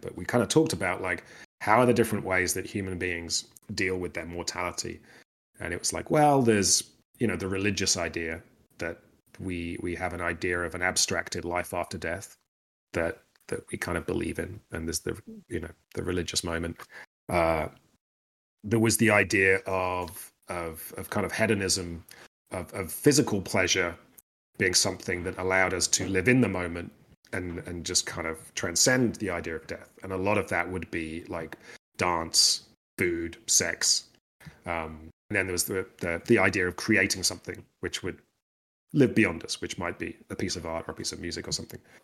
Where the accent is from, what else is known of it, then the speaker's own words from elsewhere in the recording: United Kingdom; I'm British